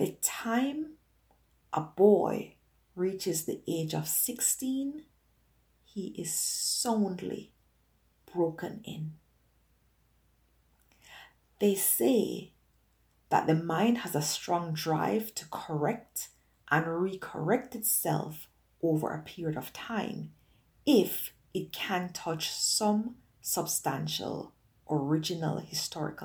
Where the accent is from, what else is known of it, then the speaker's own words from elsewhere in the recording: Jamaica; growing up in Jamaica